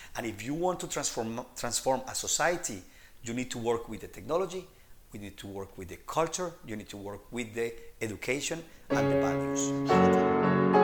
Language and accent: English; Colombia; moved away as an adult; now in Denmark; I'm originally from Colombia